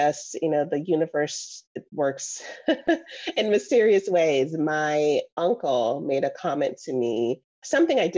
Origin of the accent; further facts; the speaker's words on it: Jamaica; moved away; also born or lived in Florida / Georgia; I was born in Jamaica